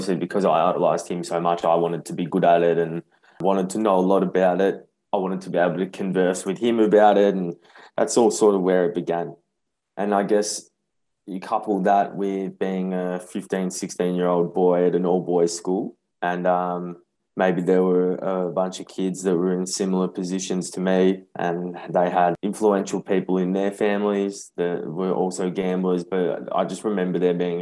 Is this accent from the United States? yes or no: no; Brighton, Australia; I grew up in Brighton, and there was a local TAB around the corner from my house